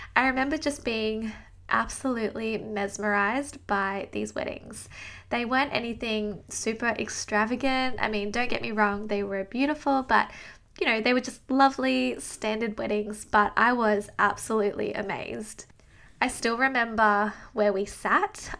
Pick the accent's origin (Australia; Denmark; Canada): Australia; I am from Down Under in Australia